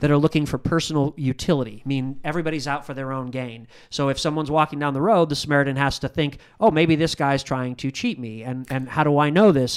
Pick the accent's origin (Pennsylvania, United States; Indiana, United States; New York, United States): Indiana, United States; I'm from Indiana